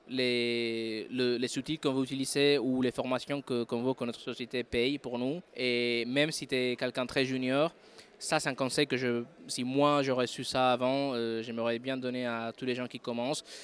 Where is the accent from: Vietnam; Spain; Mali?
Spain; Madrid, Community of Madrid; French is a second language; moved away; also born or lived in France; Je suis de Madrid, oui, je suis espagnol, mais j'ai vécu quelques temps en France, en fait. C'est pour ça que le français, c'est ma deuxième langue